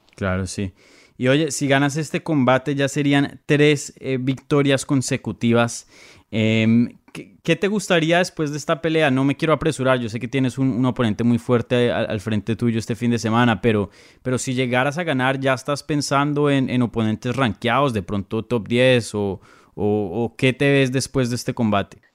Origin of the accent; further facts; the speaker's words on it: Bogotá, Colombia; Yo soy de Bogotá